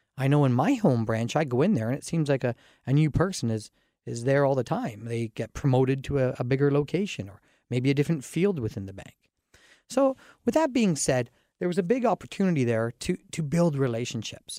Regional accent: Dorchester, Ontario, Canada; I grew up in Dorchester, Ontario

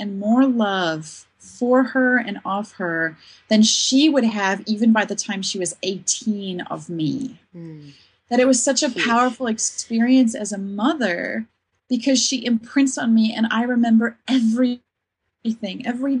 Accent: South Africa; I was growing up in South Africa of apartheid years where we needed justice and we needed advocates.

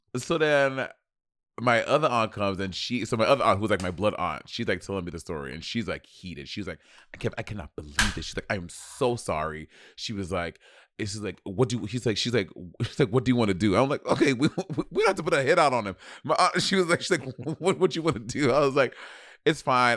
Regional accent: New York City, New York, United States; I'm from motherfucking New York City

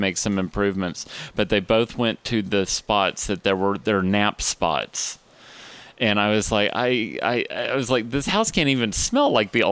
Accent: Austin, Texas, United States; also born or lived in Dallas / Houston; I was born in Dallas. And when I was about 6 months old, my family moved to Austin.

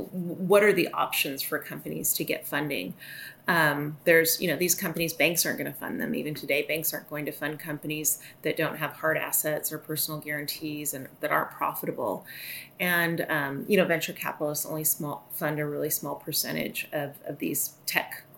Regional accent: Seattle, Washington, United States; I'm from Seattle. I'm sitting here right outside of Seattle now

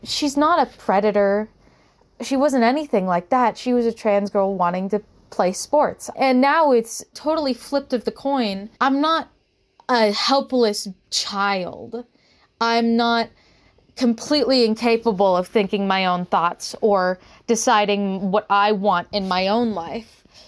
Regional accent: Utah, United States; also born or lived in California; Growing up in Utah

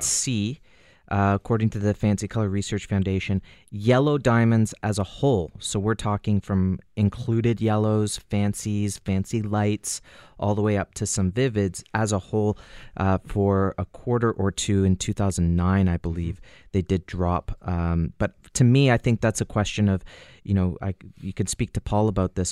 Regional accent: Canada; as a Canadian, we can, as Canadians

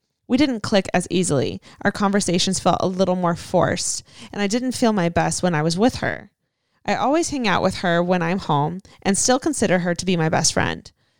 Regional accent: San Diego, California, United States; I am 19 years old and I'm from San Diego, California. Love San Diego.

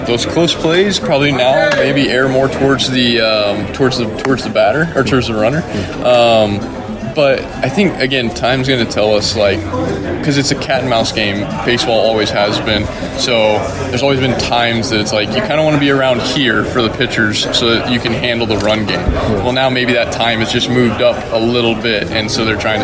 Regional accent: Wyoming, United States; I grew up in Wyoming where it's winter for, you know, 7 months out of the year

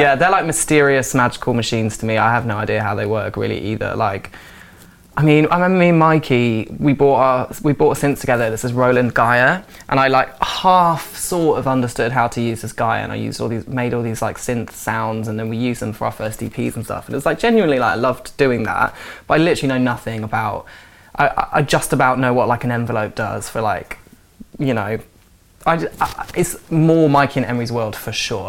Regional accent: Forest of Dean, South West England, United Kingdom; moved away as an adult; now in London, United Kingdom; I moved when I was 18 from the Forest of Dean. I was living at my mum's house with her and my brother

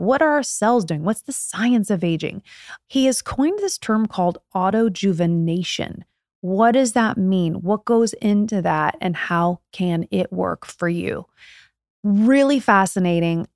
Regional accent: Indiana, United States; I'm from Indiana, born and raised

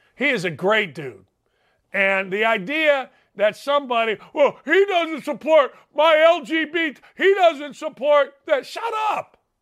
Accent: Gary, Indiana, United States; I'm from a world, Gary, Indiana

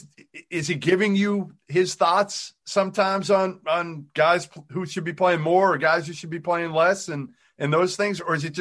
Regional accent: Boston, Massachusetts, United States; I grew up in Boston

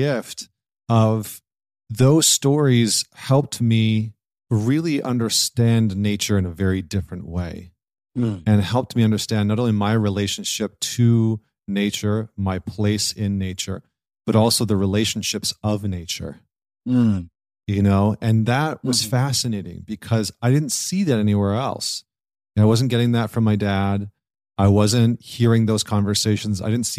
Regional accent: Saskatchewan, Canada; also born or lived in Scotland; I was born in Scotland, came to Canada, grew up in Saskatchewan, which is like the center of Canada, which there's not a lot of people there. There's not a lot going on. It's farmland.

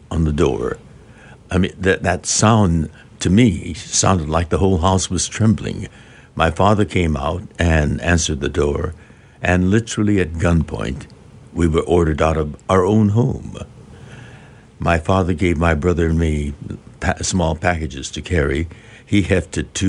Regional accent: Southern California, United States; also born or lived in Arkansas; We're from Southern California

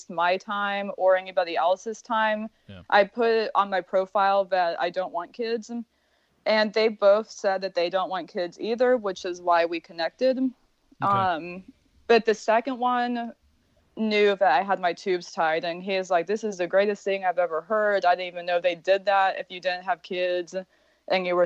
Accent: Midwest, United States; moved away as an adult; now in Florida, United States; I was raised in the Midwest, but from a very, very Eastern European family.

